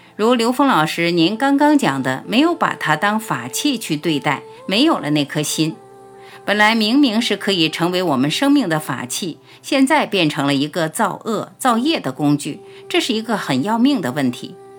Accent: China; 我们中国人讲道义

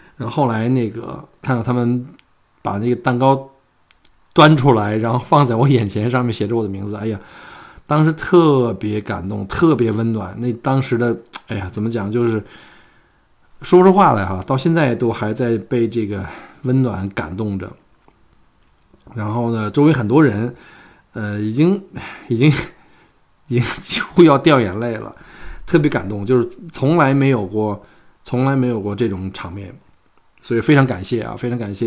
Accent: China; now in Melbourne, Australia; 我们中国人熟悉的双十一

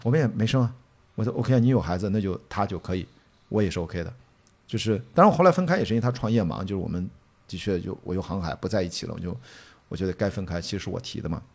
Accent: Qingdao, Shandong, China; born or raised there

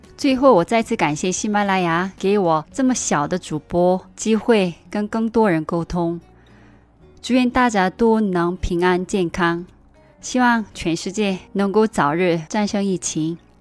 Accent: South Korea; Chinese is a second language; now in China; 我是你的韩国朋友

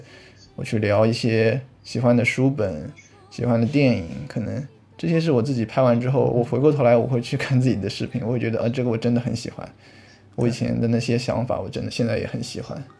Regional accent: Suzhou, Jiangsu, China; 我是苏州的

